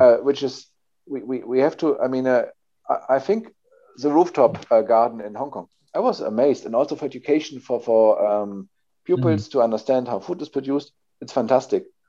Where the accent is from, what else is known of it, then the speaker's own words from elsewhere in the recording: Hamburg, Germany; I'm coming from Hamburg, a sea town or near sea town in, in north of Germany.